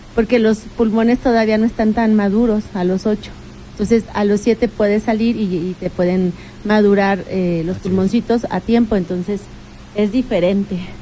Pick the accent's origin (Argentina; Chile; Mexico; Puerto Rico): Mexico; Tecamachalco, Puebla; Ya los dos, los dos crecimos en Tecamachalco